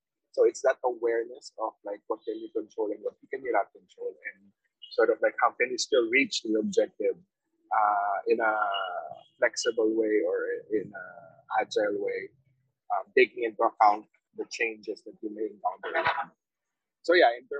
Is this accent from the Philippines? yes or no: yes; Philippines; now in Vietnam; as a Filipino overseas